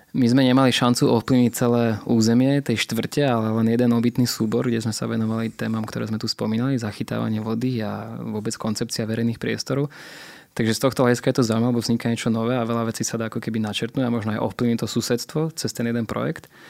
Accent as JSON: {"language": "Slovak", "town": "Poprad", "region": "Prešov Region", "country": "Slovakia", "tie": "born or raised there", "said": "ja teda pochádzam z menšieho mesta, ja som z Popradu"}